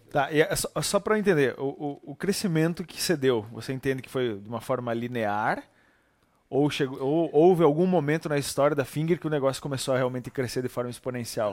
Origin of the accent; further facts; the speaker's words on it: Barra Funda, Rio Grande do Sul, Brazil; nós dois somos naturais de Barra Funda